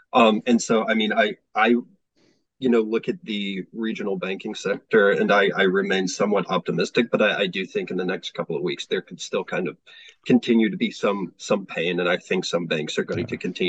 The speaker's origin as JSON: {"language": "English", "region": "South Carolina", "country": "United States", "tie": "born or raised there", "said": "I know that they were talking about some banks in South Carolina. Obviously, that's my home state."}